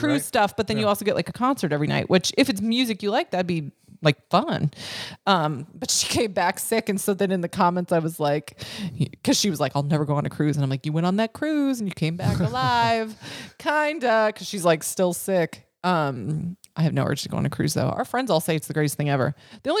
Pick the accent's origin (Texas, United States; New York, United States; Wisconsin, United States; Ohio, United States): Wisconsin, United States; I'm from Wisconsin